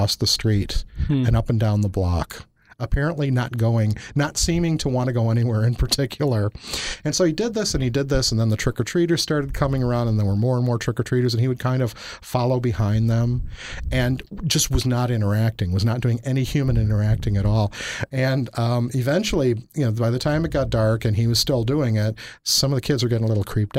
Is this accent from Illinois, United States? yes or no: yes; Chicago, Illinois, United States; moved away; also born or lived in Wisconsin; I grew up in Chicago